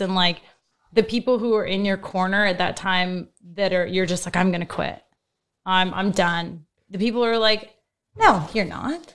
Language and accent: English; Fort McMurray, Alberta, Canada; I was from Fort McMurray. So I'm an oil field girl